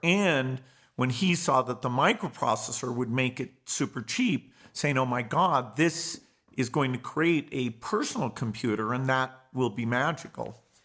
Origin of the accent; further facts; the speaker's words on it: Seattle, Washington, United States; I was born in Seattle, Washington, in the United States